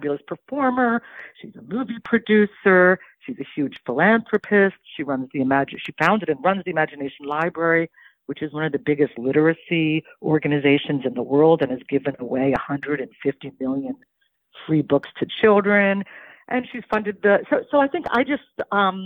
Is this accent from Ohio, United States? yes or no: yes; Cincinnati, Ohio, United States; moved away; also born or lived in Greenwich Village, New York; When I was growing up in Cincinnati